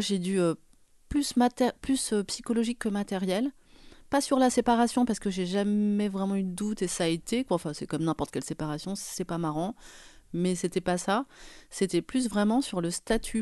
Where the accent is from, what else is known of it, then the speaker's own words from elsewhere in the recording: Paris, Île-de-France, France; Nous, on est parisiens, enfin moi je suis parisienne